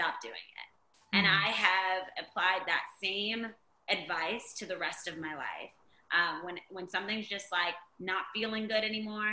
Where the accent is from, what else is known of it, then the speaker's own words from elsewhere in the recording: Virginia Beach, Virginia, United States; we grew up in Virginia Beach